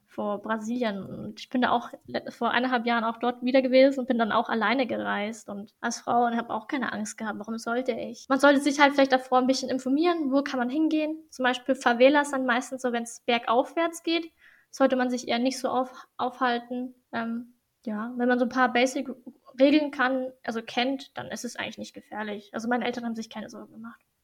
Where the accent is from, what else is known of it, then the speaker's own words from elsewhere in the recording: Germany; also born or lived in Brazil; was ich halt nicht gekannt habe als Deutsche